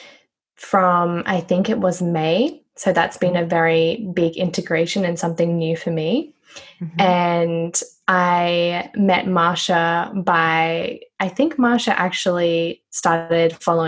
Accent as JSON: {"language": "English", "town": "Noosa", "region": "Queensland", "country": "Australia", "said": "I am from Queensland, Australia. It's a place called Noosa."}